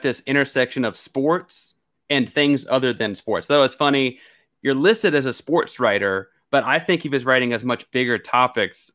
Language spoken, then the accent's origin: English; Houston, Texas, United States; also born or lived in Beaumont, Texas; I was born in Houston and spent, like, the first six or eight months of my life living in Beaumont